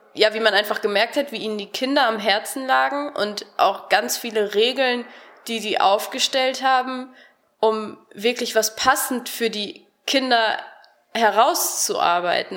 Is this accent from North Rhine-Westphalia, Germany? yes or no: yes; Harsewinkel, North Rhine-Westphalia, Germany; moved away as an adult; now in Cologne, Germany; Ich komme aus Hasewinkel, das ist im Kreis Gütersloh